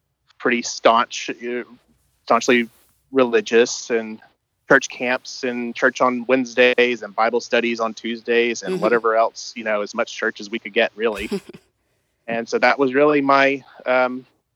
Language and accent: English; Memphis, Tennessee, United States; also born or lived in Collierville, Tennessee; I grew up, like I said, in Memphis